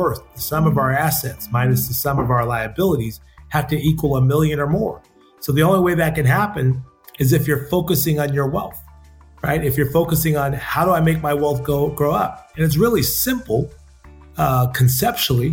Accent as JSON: {"language": "English", "town": "Seaside", "region": "California", "country": "United States", "tie": "born or raised there", "said": "my hometown of Seaside"}